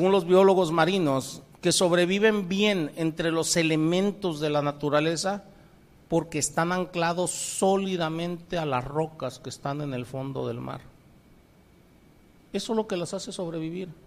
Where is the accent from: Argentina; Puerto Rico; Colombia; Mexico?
Mexico; Pacific coast; yo vengo del Pacífico. Aquí en el Golfo el oleaje no es muy alto, es un oleaje muy, muy suave. Pero en el Pacífico son olas tremendas